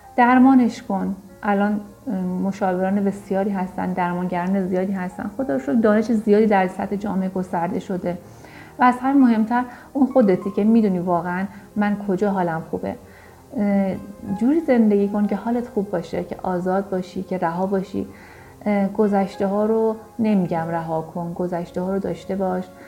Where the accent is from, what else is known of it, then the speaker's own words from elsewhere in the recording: Iran; ما تو کشوری بزرگ شدیم که دقیقا برهه زمانی که ما نوجوان جوان بودیم انقلابی رو پشت سر گذاشته بود و جنگی در جریان بود